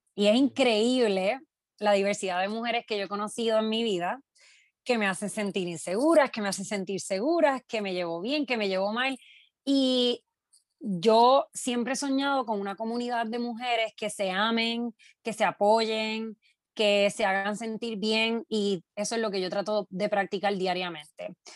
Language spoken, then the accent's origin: Spanish; Quebradillas, Puerto Rico; moved away as an adult; also born or lived in Brooklyn, New York; now in New York, United States; Soy nacida y criada en Quebradilla.